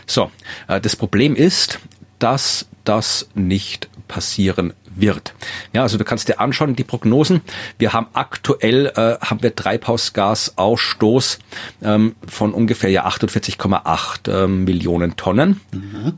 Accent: Austria; mir als Österreicher

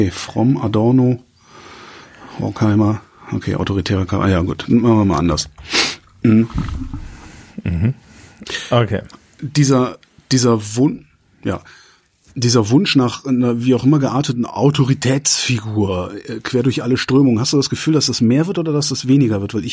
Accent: East Germany, Germany; Ich bin im Osten aufgewachsen

